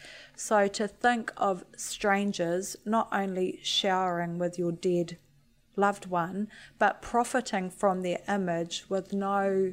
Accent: Waiheke Island, Auckland, New Zealand; I grew up on Waiheke Island, I have a lot of Pākehā friends that I grew up with.

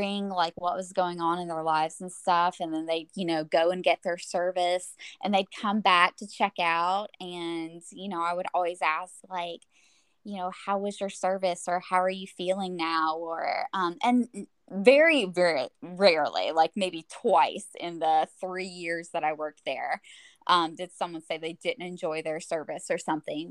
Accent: Nashville, Tennessee, United States; moved away as an adult; also born or lived in Colorado; now in Huntsville, United States; we're from Nashville, that's our home, that's where our families are

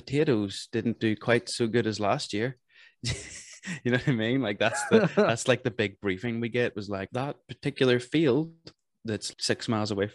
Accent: Northern Ireland, United Kingdom

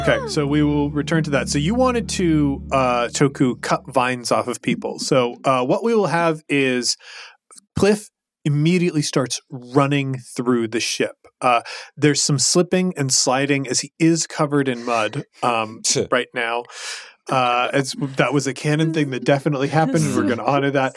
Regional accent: Chicago, Illinois, United States; my hometown of Chicago, Illinois

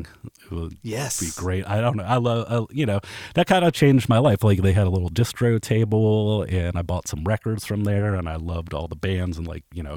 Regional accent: Kent, Ohio, United States; I grew up in Kent, Ohio, which is like a little college town

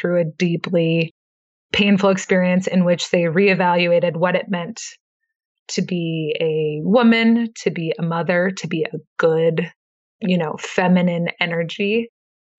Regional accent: Midwest, United States; now in Idaho, United States; I grew up in the Midwest

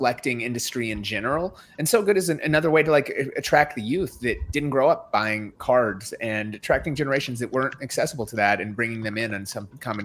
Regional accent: Minnesota, United States; I'm from Minnesota

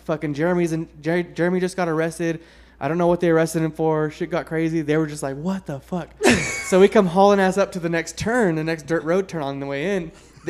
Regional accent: Reno, Nevada, United States; I'm from right there in Reno.

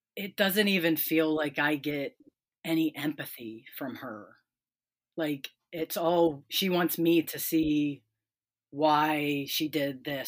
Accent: Pennsylvania, United States; also born or lived in West Virginia; now in Ohio, United States; I grew up in Pennsylvania, lived in West Virginia, and now I'm in Ohio

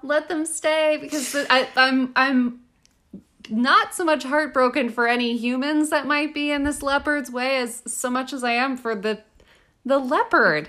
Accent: Austin, Texas, United States; as a Texan

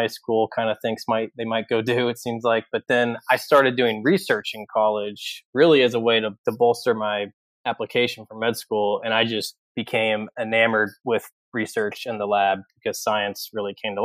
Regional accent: Louisville, Kentucky, United States; So I am from Kentucky. I grew up in Louisville

